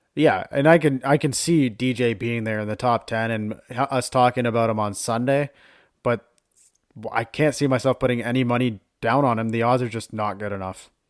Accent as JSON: {"language": "English", "country": "Canada", "said": "we are Canadian"}